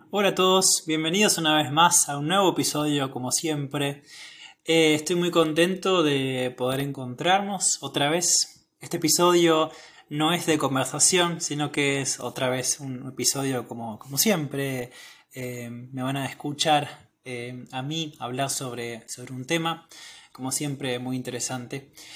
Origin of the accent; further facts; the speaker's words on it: Argentina; soy de Argentina